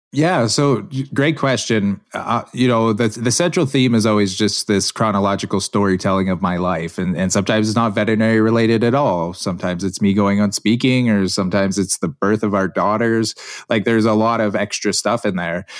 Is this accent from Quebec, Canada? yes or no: no; Alberta, Canada; I grew up here in Alberta, Canada